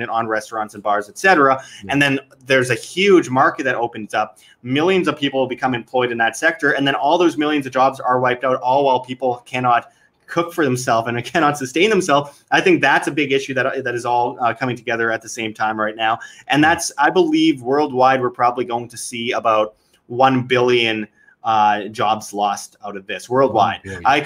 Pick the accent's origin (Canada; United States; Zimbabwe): Canada; Winnipeg, Manitoba; my hometown of Winnipeg, Canada